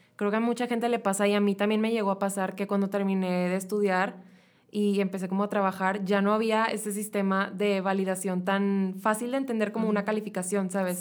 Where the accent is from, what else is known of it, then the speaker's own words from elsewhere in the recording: Mexico; nosotros como mexicanos